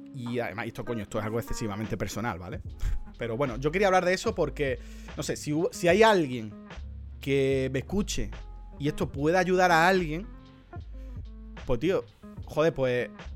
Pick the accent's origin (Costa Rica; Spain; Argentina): Spain; Andalusia; soy andaluz